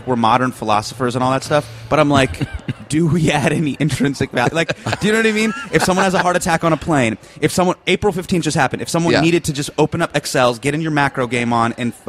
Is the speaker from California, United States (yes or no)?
yes; Davis, California, United States; moved away; also born or lived in Bay Area; But I grew up in Davis